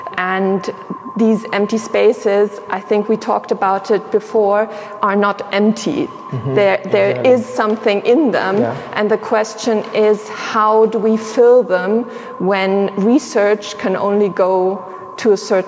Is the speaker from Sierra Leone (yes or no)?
yes; Sierra Leone; also born or lived in Tanzania; So if we're talking about me individually, I grew up in Sierra Leone and in Tanzania. And so for me, my identification with being German is something that came much, much later on.